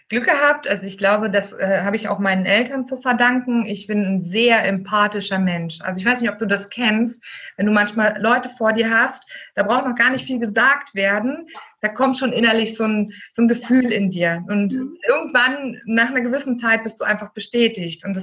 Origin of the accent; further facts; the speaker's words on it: East Germany, Germany; Ich bin im äh, Osten groß geworden. Mhm. Also meine Kindheit habe ich im Osten verbracht.